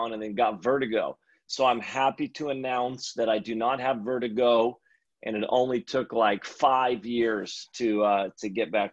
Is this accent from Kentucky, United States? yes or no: no; Redding, California, United States; now in Sacramento, United States; I'm actually from Reading, born and raised